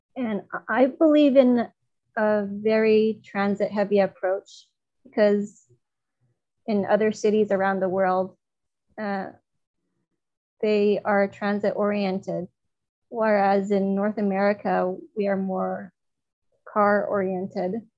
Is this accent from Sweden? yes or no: no; China; now in Toronto, Canada; in my hometown in China, my mother did not drive